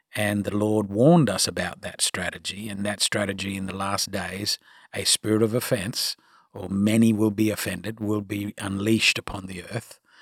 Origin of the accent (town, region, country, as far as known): Australia; accent: Australian; now in United States